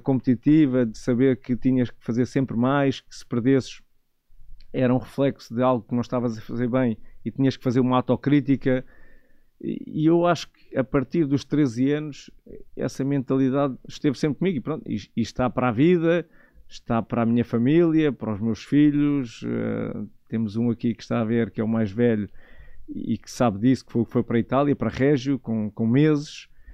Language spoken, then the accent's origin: Portuguese; Negrais, Lisbon, Portugal; also born or lived in Loures / Italy; eu, cresci na aldeia, cresci em Negrais, numa aldeia pacata